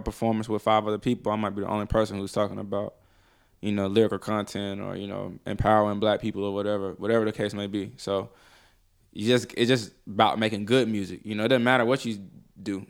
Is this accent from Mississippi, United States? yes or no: yes; Columbus, Mississippi, United States; also born or lived in Detroit, Michigan; now in Atlanta, United States; I'm from, uh, Columbus, Mississippi. I was born in Detroit, Michigan